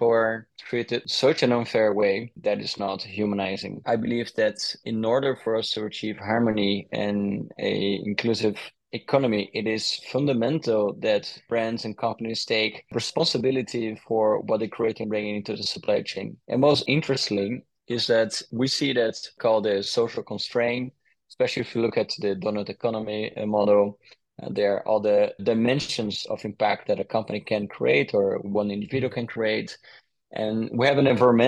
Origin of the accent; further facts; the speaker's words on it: Brazil; moved away; I was born in Brazil and my mom is Dutch, so I had a little bit of an influence from a Dutch mom in Brazil.